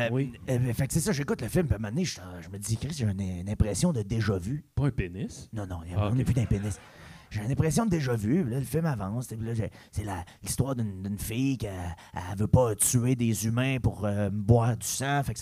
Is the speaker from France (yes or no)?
no; Chambly, Quebec, Canada; born there; moi, je je suis né à Chambly. Peu d'expérience de vie. J'ai 37 ans